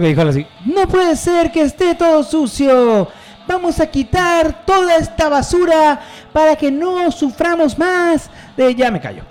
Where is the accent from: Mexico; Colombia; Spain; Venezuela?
Mexico; also born or lived in Mérida; como mexicano